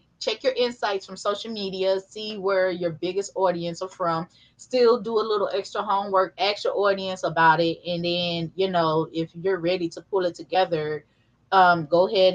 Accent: St. Louis, Missouri, United States; I'm from St. Louis, so we got

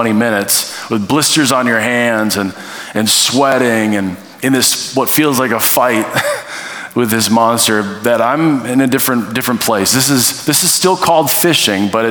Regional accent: North Dakota / Minnesota border, United States; I grew up in North Dakota, Minnesota, that area right on the border. Went to high school on the Minnesota side, lived on the North Dakota side.

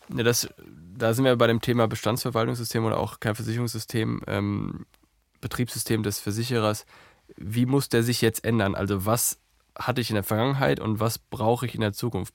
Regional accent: Herdecke, North Rhine-Westphalia, Germany; die äh, Gegend von Dortmund ist meine Heimat. Ich bin in Herdecke groß geworden.

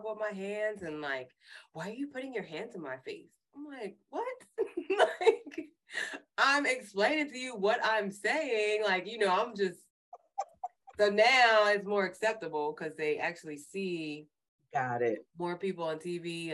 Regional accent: New Jersey, United States; I'm from New Jersey

